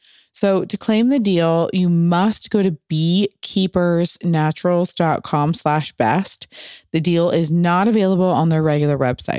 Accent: Midwest, United States; He's from Chile. I am from the Midwest.

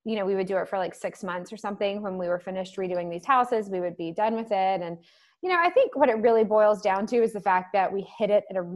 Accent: the South, United States; growing up in the South

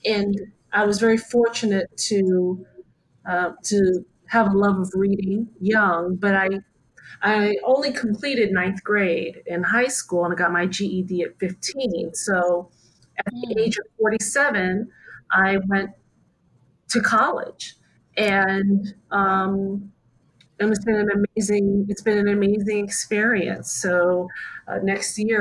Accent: United States; moved away as an adult; also born or lived in Hawaii / Anaheim, California / Central Florida / New York; I was born in Hawaii and raised between Southern California and Central Florida.

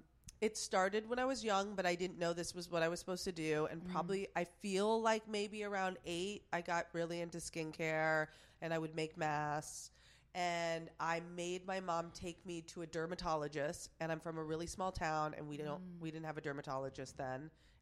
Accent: Plattsburgh, New York, United States; Plattsburgh, New York. You've never. Wow. You have no idea. But it's like 30 minutes away from Montreal, Canada.

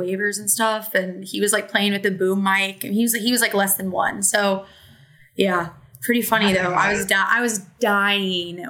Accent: Southern Illinois, United States; I'm an Illinois girly and like a Southern Illinois girly. So it's Benton is like probably like an hour from my hometown

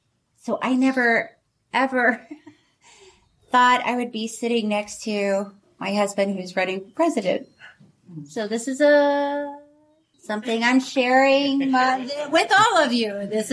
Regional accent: Tallahassee, Florida, United States; moved away; I grew up in Tallahassee

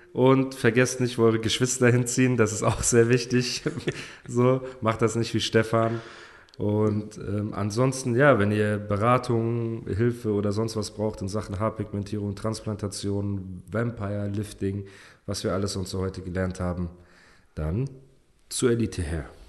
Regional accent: Germany; first language German; dass ich hier geboren bin und mit der deutschen Sprache aufgewachsen bin

